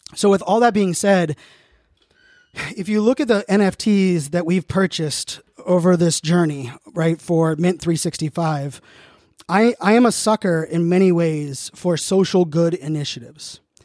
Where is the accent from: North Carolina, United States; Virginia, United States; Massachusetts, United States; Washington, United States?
Virginia, United States; Virginia Beach; also born or lived in Pittsburgh, Pennsylvania / Phoenix, Arizona; now in Northern Virginia, United States; born and raised in Pittsburgh, Pennsylvania, grew up in Virginia Beach